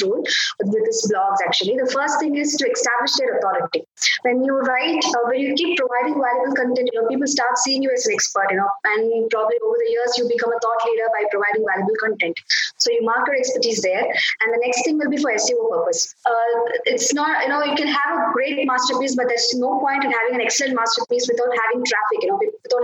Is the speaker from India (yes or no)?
yes; India; I'm from India.